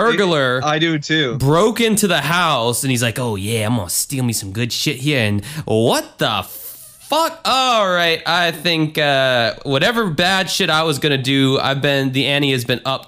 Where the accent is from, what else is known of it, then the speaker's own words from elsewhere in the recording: New York, United States; Now, I don't know why I'm from New York or whatever, but I am.